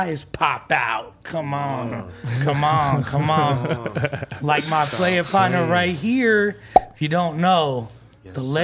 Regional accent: Los Angeles, California, United States; Me growing up in West

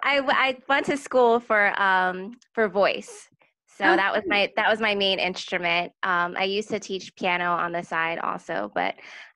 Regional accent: New Jersey, United States; I'm from New Jersey.

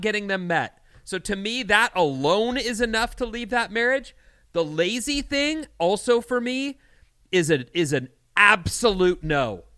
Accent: California, United States; I'm Californian

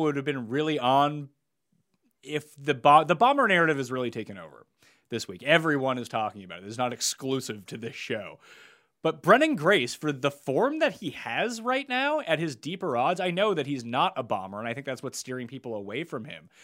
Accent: Canada; we're Canadian.

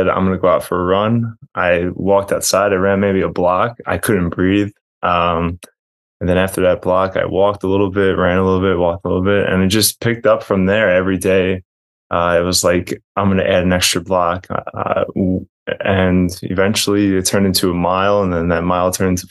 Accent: New York City, New York, United States; I grew up in Queens, out in College Point, New York

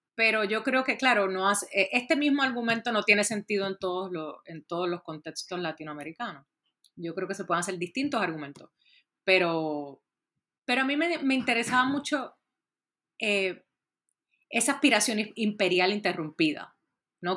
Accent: Puerto Rico; yo soy originalmente de Puerto Rico

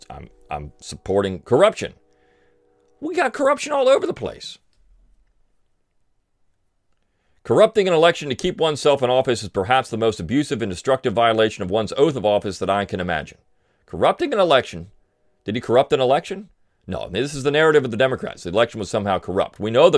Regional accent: Delaware, United States; I grew up in Delaware, so Biden was our senator.

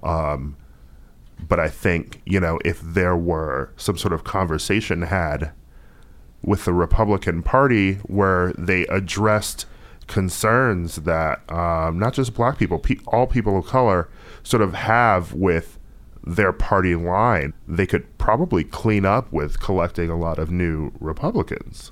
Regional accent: Wisconsin, United States; I'm from Wisconsin

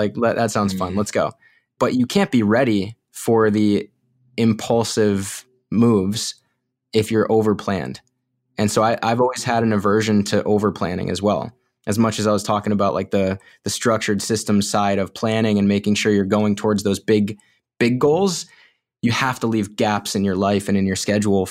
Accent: Illinois, United States; born there; also born or lived in North Carolina / Florida; I was born in Illinois, and then we moved to North Carolina, and then back to Illinois, and we spent some time in Florida, and then we came up to the Northeast.

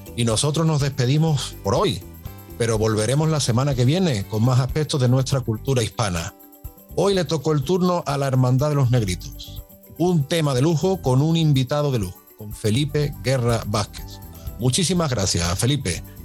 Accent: Seville, Andalusia, Spain; para los que somos de, Sevilla

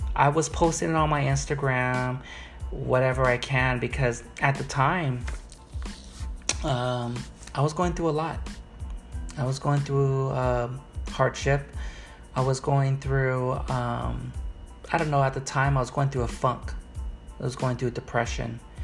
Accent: Los Angeles, California, United States; also born or lived in Long Beach, California; I was born in Long Beach. Um, then uh, I used to live in Wilmington on uh, uh, on in Wilmington on Blend and Ruby Dock Street

